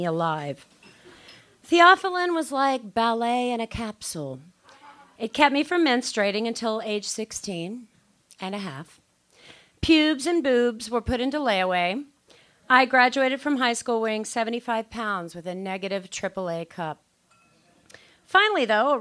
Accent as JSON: {"language": "English", "area": "near New Orleans", "region": "Louisiana", "country": "United States", "moved": "yes", "lives_now": "Los Angeles, United States", "said": "I am from New Orleans. See? Well, actually, a town 20 miles outside of New Orleans"}